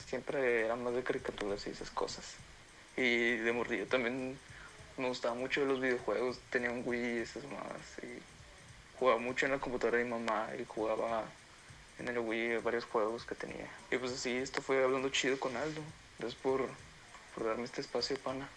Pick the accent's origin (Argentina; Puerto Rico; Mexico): Mexico; Tampico, Tamaulipas; yo nací en Tampico, pero en vacaciones o así me iba a un pueblo que es de mis abuelitos